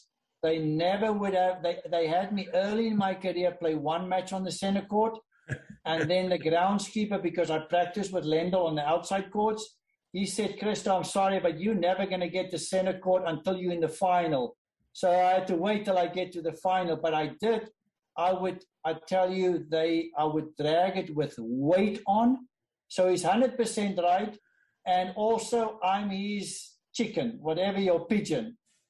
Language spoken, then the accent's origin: English; South Africa; I was from South Africa. And during the apartheid, not a lot of people wanted to sponsor South Africans.